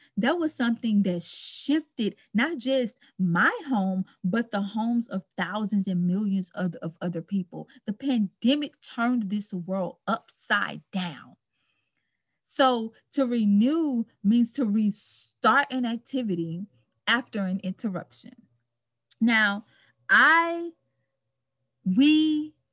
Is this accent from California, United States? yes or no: no; Baton Rouge, Louisiana, United States; now in Dallas, United States; I am from Baton Rouge, Louisiana. I currently reside in Dallas, Texas